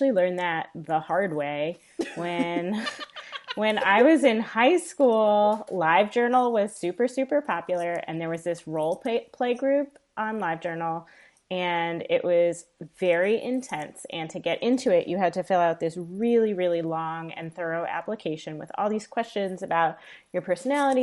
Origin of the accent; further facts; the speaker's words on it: New York, United States; moved away as an adult; now in Midwest, United States; I'm a New Yorker by birth and at heart